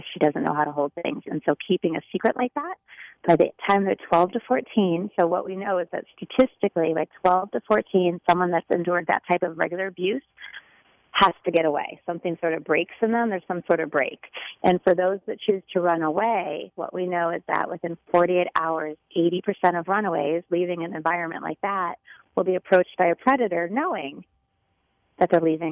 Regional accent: Chicago, Illinois, United States; moved away as an adult; now in Florida, United States; I am from Chicago, born and raised, but the last 7 years I moved to sunny Florida

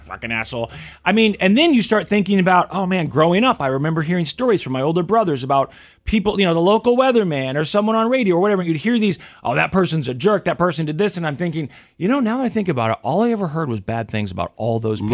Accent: Kansas City, Missouri, United States; growing up in Kansas City, Missouri

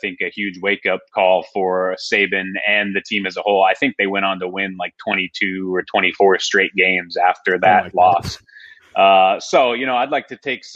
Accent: Sandy, Utah, United States; moved away as an adult; now in Southern California, United States; I grew up in the Midvale, Sandy area, went to Hillcrest High School

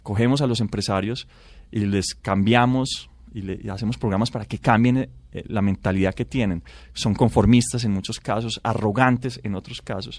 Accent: Colombia; nosotros necesitamos cinco colombianos para producir lo que produce un americano

